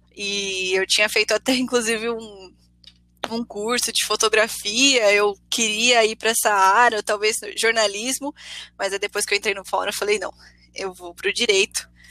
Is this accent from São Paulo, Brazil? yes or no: yes; Ribeirão Pires, São Paulo, Brazil; Eu sou de Ribeirão Pires, é uma cidade do ABC, uma cidade pequena